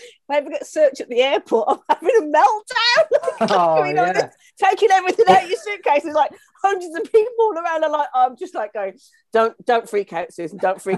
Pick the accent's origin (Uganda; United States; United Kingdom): United Kingdom; Midlands; I was raised in the Midlands